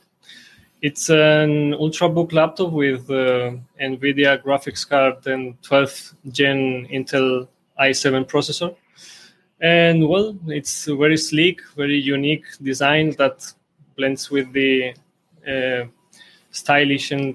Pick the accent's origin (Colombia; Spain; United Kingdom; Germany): Spain; also born or lived in Georgia; I came here in Spain and since 6 years old, I have been living here